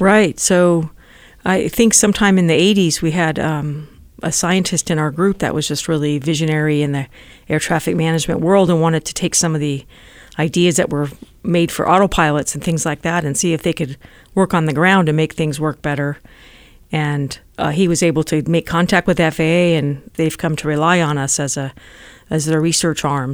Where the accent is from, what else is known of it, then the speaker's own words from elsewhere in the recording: Las Vegas, Nevada, United States; now in Silicon Valley, United States; I grew up in Nevada. I was born in Las Vegas